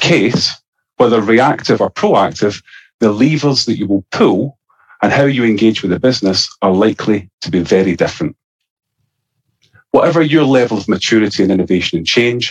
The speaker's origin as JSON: {"language": "English", "region": "Scotland", "country": "United Kingdom", "accent": "Scottish", "said": "my Scottish accent"}